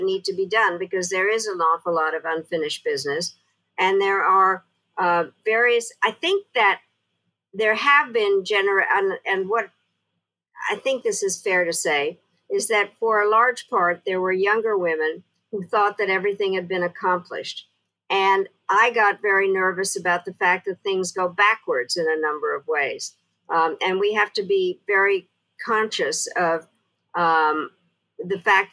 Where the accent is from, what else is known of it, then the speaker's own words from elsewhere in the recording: Czechia; now in United States; I was born in Czechoslovakia